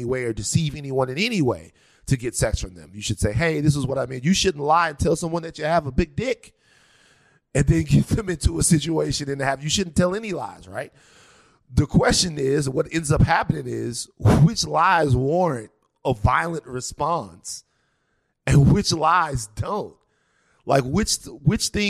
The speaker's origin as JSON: {"language": "English", "town": "Baton Rouge", "region": "Louisiana", "country": "United States", "said": "I'm from Baton Rouge, Louisiana"}